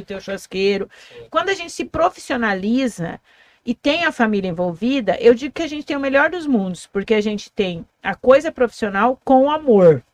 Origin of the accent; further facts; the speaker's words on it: Foz do Iguaçu, Paraná, Brazil; eu sou nascida em Foz